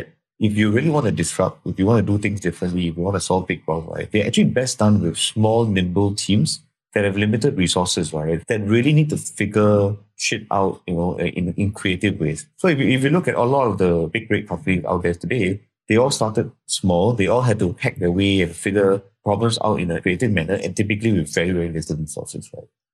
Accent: Singapore; I'm from Singapore

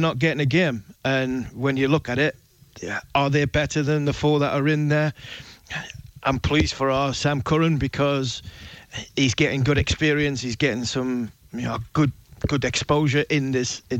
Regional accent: England, United Kingdom; as an Englishman

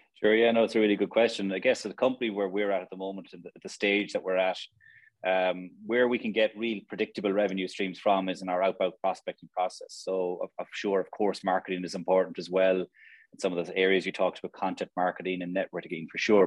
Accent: Limerick, Munster, Ireland; also born or lived in Australia / Dublin; Limerick's a great place to, to to be born and reared.

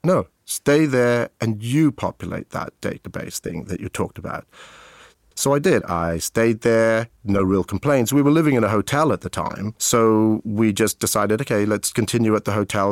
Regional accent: Abergavenny, Wales, United Kingdom; accent: British English; moved away as an adult

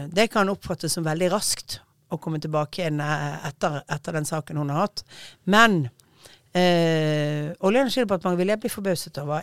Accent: Bergen, Vestland, Norway; jeg er bergenser og snakker fort

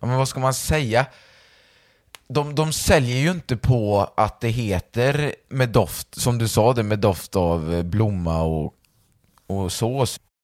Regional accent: Valbo, Gävleborg County, Sweden; alla på Valboskolan där vi kommer ifrån

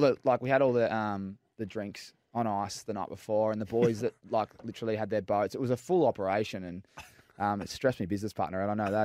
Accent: Melbourne, Victoria, Australia; moved away as an adult; also born or lived in Fremantle / Sydney / Perth / Gold Coast; I grew up in Melbourne and obviously went to Freo when I was eighteen

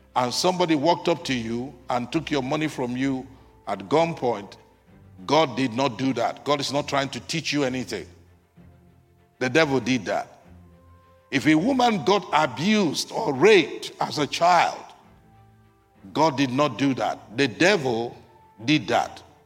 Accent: United States; as Americans

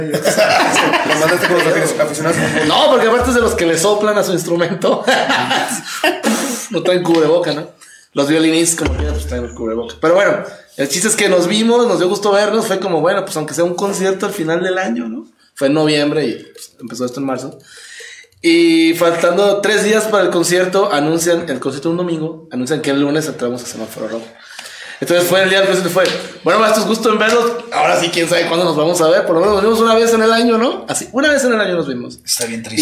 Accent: Mexico; nosotros aquí en México

